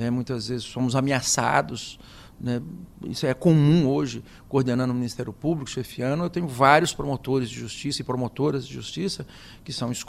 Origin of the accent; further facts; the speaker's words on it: Tupã, São Paulo, Brazil; also born or lived in Adamantina; Eu sou do interior do estado de São Paulo, nasci numa cidade chamada Adamantina, na Alta Paulista, e me criei em Tupã.